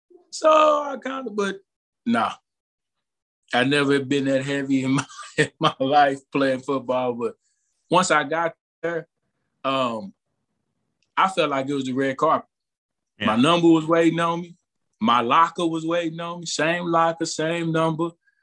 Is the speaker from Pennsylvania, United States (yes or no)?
no; Texas, United States; I'm a Texan at heart